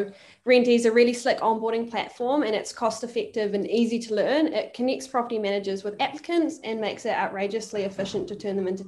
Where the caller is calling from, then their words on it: Auckland, New Zealand; I am joining from Auckland in New Zealand.